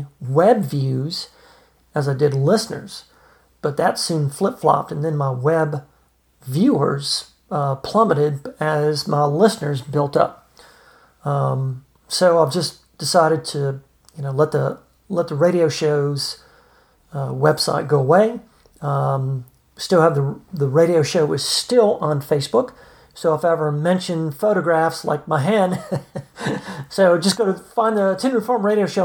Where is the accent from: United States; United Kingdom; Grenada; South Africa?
United States; New Orleans, Louisiana; moved away as an adult; now in Piedmont, United States; I was born in New Orleans, one of our country's great cities